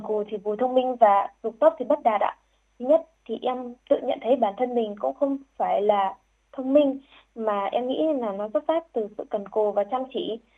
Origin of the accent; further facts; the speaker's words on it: Vinh Bao, Hai Phong, Haiphong, Vietnam; em được uh, sinh ra trên mảnh đất khiếu học mang tên của danh nhân văn hóa trợ trình Nguyễn Bình Khiêm